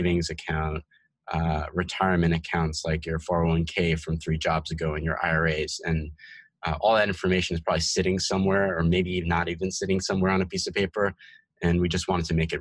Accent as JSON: {"language": "English", "region": "New Jersey", "country": "United States", "tie": "born or raised there", "also_born_or_lived": "Bronx, New York City / Portland, Oregon", "said": "raised in New York City and in New Jersey, where I had most of my childhood and grew up and went to high school."}